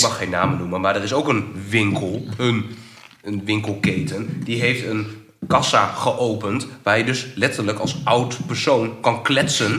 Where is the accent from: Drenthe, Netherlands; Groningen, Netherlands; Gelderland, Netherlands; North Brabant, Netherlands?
Groningen, Netherlands; ik kom uit Groningen, ik woon in Vinkhuizen